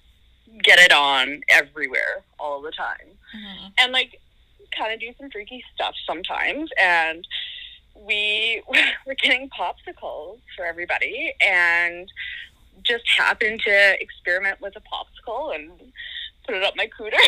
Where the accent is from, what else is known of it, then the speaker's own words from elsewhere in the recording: Regina, Saskatchewan, Canada; I'm from Regina